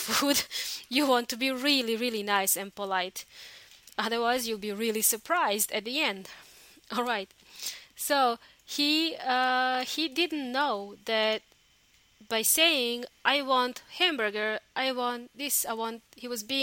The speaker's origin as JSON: {"language": "English", "country": "Australia", "also_born_or_lived": "New Zealand", "moved": "as an adult", "lives_now": "Chile", "said": "in my home country, Australia, and also New Zealand. I used to live in New Zealand for a long time"}